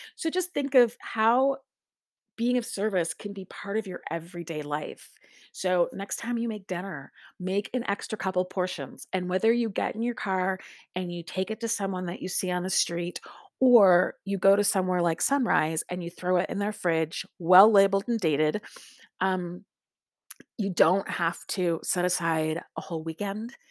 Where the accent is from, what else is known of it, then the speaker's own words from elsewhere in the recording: Lake Michigan, Midwest, United States; now in Lawrence, Kansas, United States; I grew up on Lake Michigan